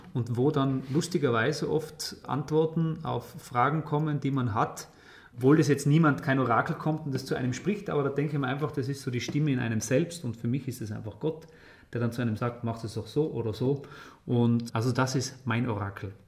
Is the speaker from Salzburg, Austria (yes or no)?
no; Tyrol, Austria; bei uns in Tirol